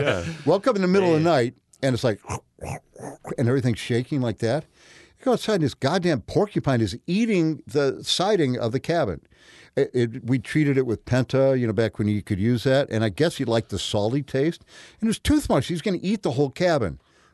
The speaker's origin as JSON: {"language": "English", "town": "Peoria", "region": "Illinois", "country": "United States", "tie": "born or raised there", "said": "Well, I was a nature boy as a kid, growing up in Peoria."}